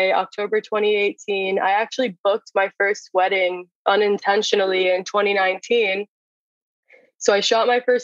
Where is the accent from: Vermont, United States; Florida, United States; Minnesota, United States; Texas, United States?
Florida, United States; Jupiter; I am from Jupiter, Florida